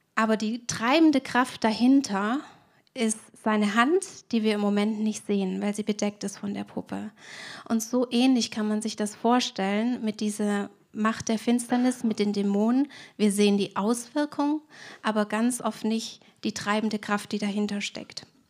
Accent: Swabia, Germany; Ich bin Schwäbin und wir haben im Schwabenland ja viele Sprichwörter

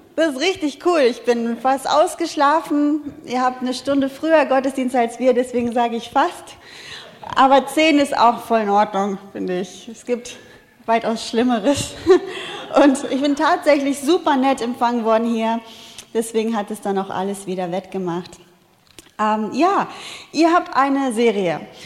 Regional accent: Wuppertal, North Rhine-Westphalia, Germany; ich komme aus Wuppertal, wir haben keine Natur

